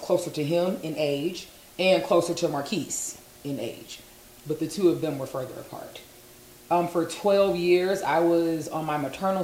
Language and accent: English; Las Vegas, Nevada, United States; moved away as an adult; also born or lived in Winston-Salem, North Carolina; Born and raised in Las Vegas and currently still live in Las Vegas